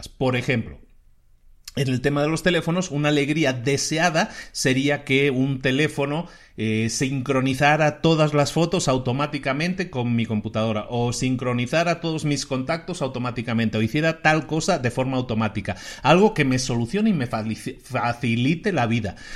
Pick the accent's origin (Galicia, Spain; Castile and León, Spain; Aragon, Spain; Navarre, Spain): Galicia, Spain; Yo ahora voy lo menos posible a Zara, porque aunque me gusta mucho, aunque es de mi tierra y todo eso